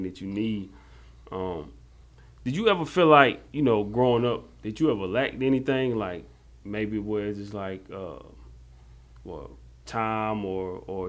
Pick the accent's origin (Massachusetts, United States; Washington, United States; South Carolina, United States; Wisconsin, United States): South Carolina, United States; Jonesville; we're from a small town, from Jonesville, South Carolina.